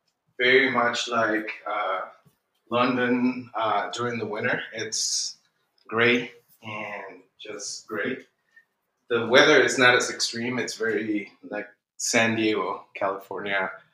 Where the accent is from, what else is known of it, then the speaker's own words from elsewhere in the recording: Lima, Peru; English is a second language; moved away as an adult; also born or lived in Miami, United States; now in Houston, United States; I'm born and raised in Lima, Peru, and I lived there.